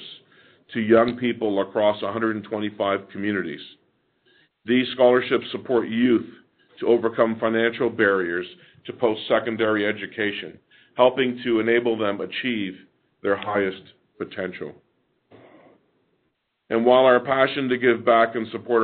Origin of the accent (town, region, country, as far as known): Canada